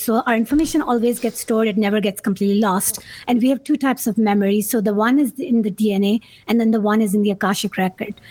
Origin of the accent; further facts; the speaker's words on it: Karachi, Sindh, Pakistan; moved away; coming from a third world country, growing up in Pakistan, not supposed to go to school